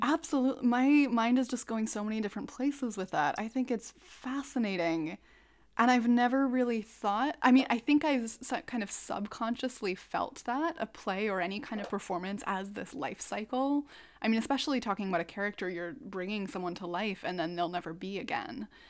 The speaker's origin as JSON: {"language": "English", "region": "Minnesota", "country": "United States", "tie": "born or raised there", "said": "I'm a Minnesotan"}